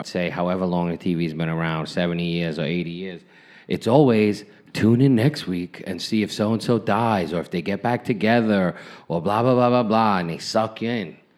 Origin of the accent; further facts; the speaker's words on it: New York City, New York, United States; where I grew up in Brooklyn. It was Flatbush